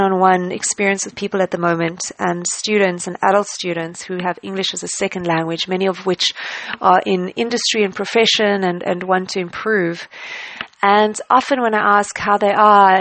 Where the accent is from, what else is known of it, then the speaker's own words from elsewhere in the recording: South Africa; I traveled to the UK as a South African in the time after I studied.